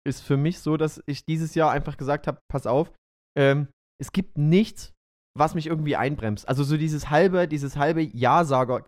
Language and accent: German; Döbeln, Saxony, Germany; in meiner alten Heimatstadt in Döbeln. Das ist die Stiefelstadt in Sachsen.